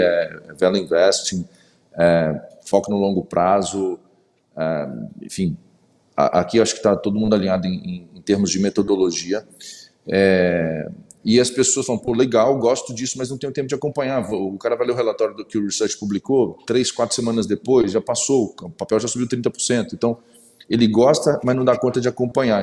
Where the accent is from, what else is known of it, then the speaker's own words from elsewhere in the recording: interior of Espírito Santo, Brazil; also born or lived in Vitória; Sou de Vitória, eu sou do interior do Espírito Santo, na verdade, mas enfim, há 20 anos na capital do Espírito Santo